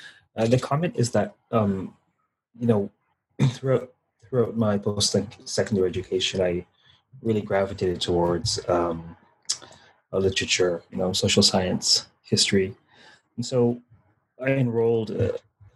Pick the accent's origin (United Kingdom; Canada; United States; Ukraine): Canada; Toronto, Ontario; I grew up in Toronto and my family was West Indian